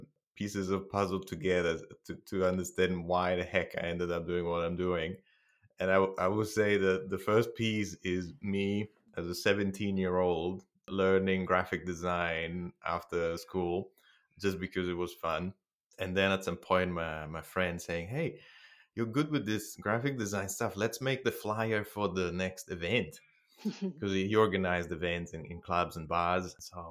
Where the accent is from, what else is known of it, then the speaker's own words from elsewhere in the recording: Bologna, Emilia-Romagna, Italy; English is a second language; moved away as an adult; now in Adelaide, Australia; That's right. Over in Italy. I am from Bologna. I did my undergrads, half of my master's degree there, half of it in California.